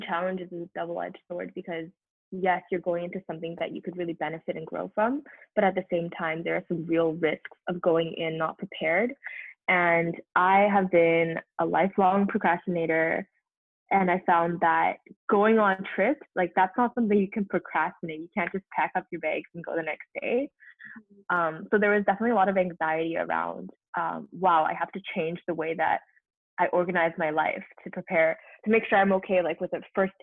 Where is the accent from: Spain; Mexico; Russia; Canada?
Canada; Vancouver, British Columbia; moved away as an adult; also born or lived in Montreal; I grew up in Vancouver